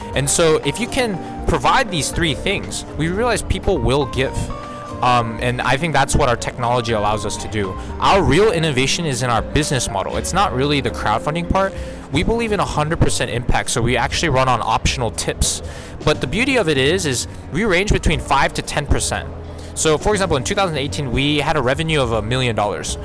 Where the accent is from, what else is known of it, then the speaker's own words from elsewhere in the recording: Houston, Texas, United States; moved away as an adult; also born or lived in Singapore / South Korea; I'm actually an American citizen, grew up with Korean parents. So, I spent 18 years in Houston, Texas